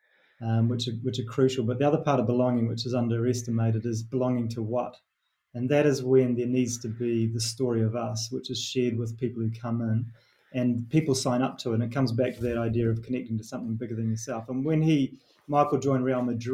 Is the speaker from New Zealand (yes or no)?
yes; New Zealand; accent: Kiwi; moved away; my Kiwi accent